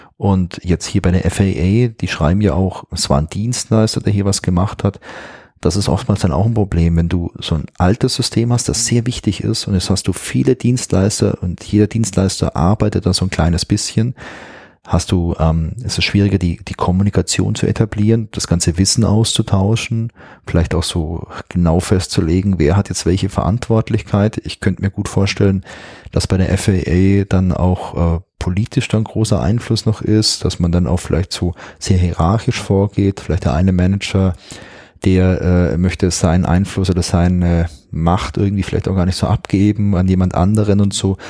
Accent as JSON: {"language": "German", "country": "Germany", "said": "hier bei uns in Deutschland"}